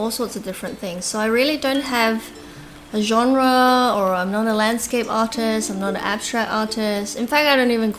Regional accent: Australia; also born or lived in Hong Kong; I was born in Hong Kong, and mainly I grew up in Australia

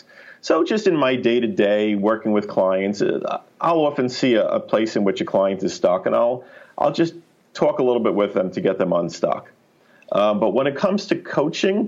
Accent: New York, United States; I'm a New Yorker

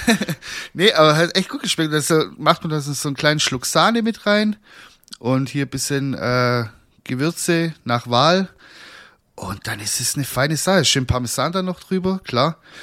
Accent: Swabia, Germany; ich bin halt auch ein Schwabe

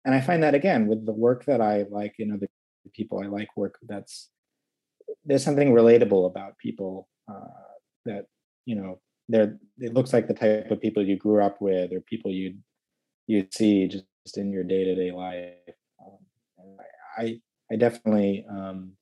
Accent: Midwest, United States; growing up in the Midwest

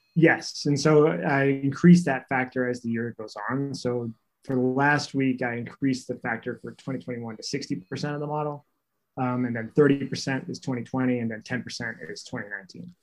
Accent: North Carolina, United States; we grew up in North Carolina, so we played in North Carolina all through high school and college

